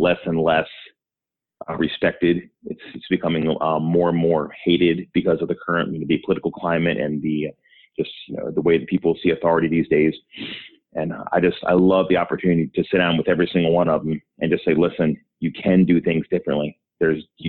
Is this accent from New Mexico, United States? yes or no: no; Baltimore, Maryland, United States; I'm from Baltimore originally. That's where I still live. I grew up in the area.